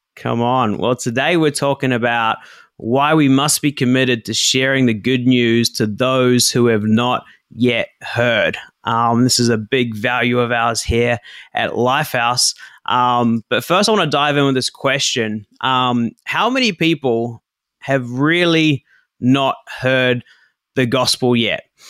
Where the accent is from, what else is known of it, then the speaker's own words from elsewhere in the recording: New Zealand; now in Japan; I grew up in New Zealand